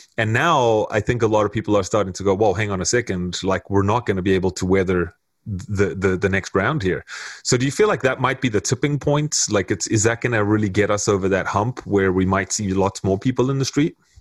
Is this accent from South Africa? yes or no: yes; South Africa; now in Canada; I've lived here for 17 years now, um, going on 18 years. So I'm pretty much immersed in Canadian culture as much as I'm South African